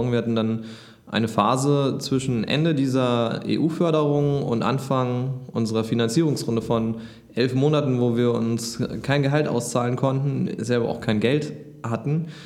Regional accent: Hamburg, Germany; Und als Hamburger ist es auch schwer.

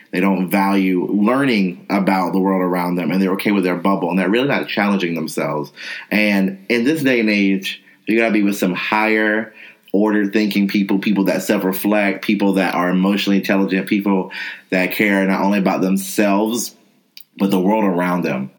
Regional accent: North Carolina, United States; as a person of color growing up in North Carolina, I was in all black spaces

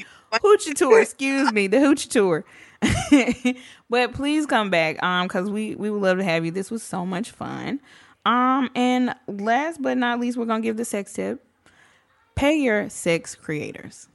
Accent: the South, United States; I'm from the South.

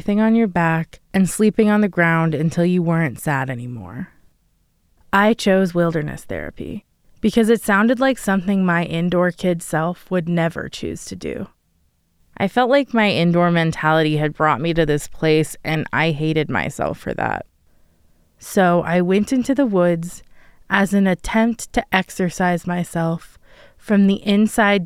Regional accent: Denver, Colorado, United States; Where I grew up in Denver

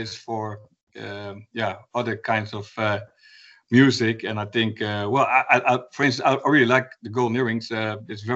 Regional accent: Gorinchem, South Holland, Netherlands; also born or lived in Utrecht / The Hague; I grew up in a small town called Gorinchem

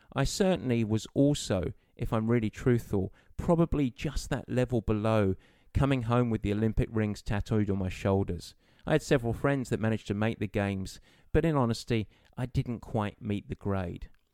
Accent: Southend-on-Sea, East of England, United Kingdom; moved away as an adult; now in United States; my journey started in a town just outside of London called Southend in Essex.

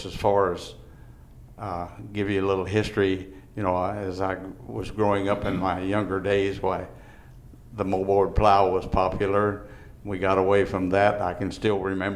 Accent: Vanderburgh County, Indiana, United States; also born or lived in Gibson County, Indiana; I grew up in Vandenberg County, but it was in 1963, about 60 years ago, that we relocated into Gibson County

